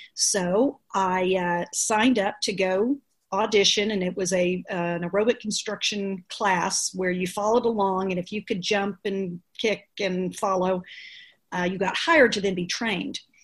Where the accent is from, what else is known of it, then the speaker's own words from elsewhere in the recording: Dallas, Texas, United States; I'm from Dallas